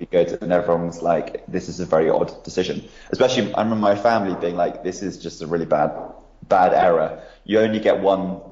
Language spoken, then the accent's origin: English; United Kingdom; as a British person